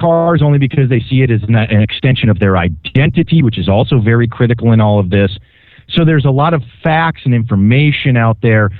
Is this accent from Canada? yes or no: no; Minneapolis, Minnesota, United States; now in California, United States; growing up in Minneapolis